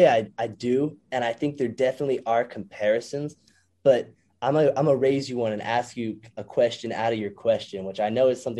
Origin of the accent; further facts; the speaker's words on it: Boston, Massachusetts, United States; I'm from Boston